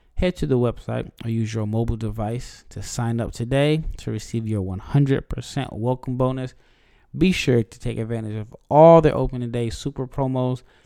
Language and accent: English; Nebraska, United States; I'm from Nebraska